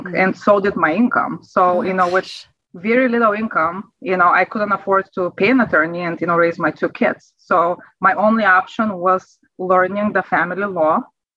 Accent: Bulgaria; English is a second language; moved away as an adult; now in United States; as you can sense from my accent, you know, I wasn't born in America. I am from Europe, from Bulgaria, and I immigrated here in 2003

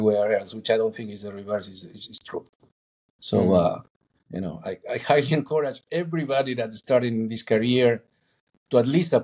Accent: Argentina; moved away; I'm originally from Argentina

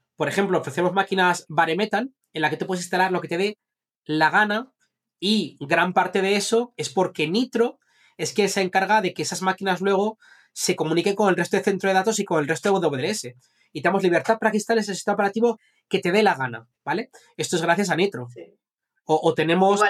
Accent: Zaragoza, Aragon, Spain; moved away; also born or lived in Madrid; yo, vine de Zaragoza y vine a Madrid

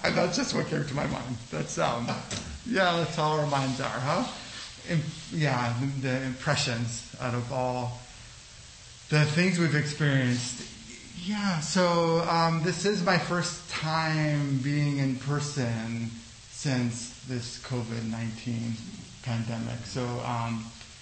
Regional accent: Los Angeles, California, United States; also born or lived in El Salvador; I'm from El Salvador, but I grew up in Los Angeles

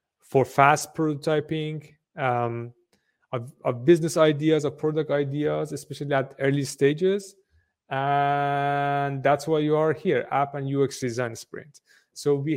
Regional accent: Iran; moved away as an adult; also born or lived in Sweden; now in Berlin, Germany; originally from Iran, been in Berlin for, God knows, over a decade now.

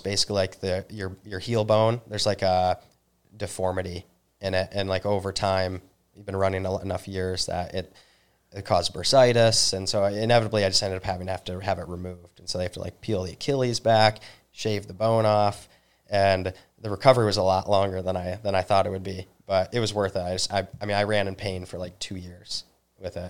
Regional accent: Northern Michigan, United States; also born or lived in New Zealand; I'm originally from Northern Michigan

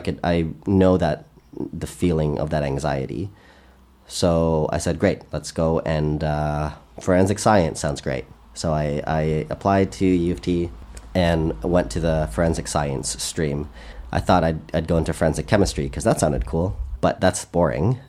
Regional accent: Canada; I'm Canadian

